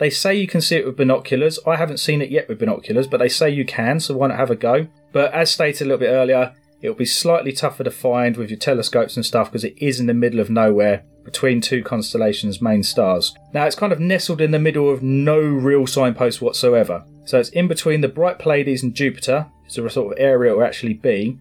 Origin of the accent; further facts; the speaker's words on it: England, United Kingdom; we're English